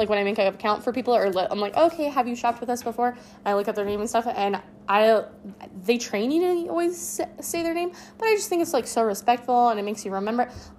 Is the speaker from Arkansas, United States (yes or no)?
no; Colorado, United States; now in Las Vegas, United States; and I'm new, I'm from Colorado.